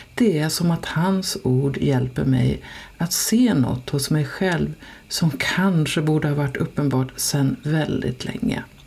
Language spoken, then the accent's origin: Swedish; Dalarna County, Sweden; accent: dalmål; moved away; also born or lived in Stockholm; Jag talar dalmål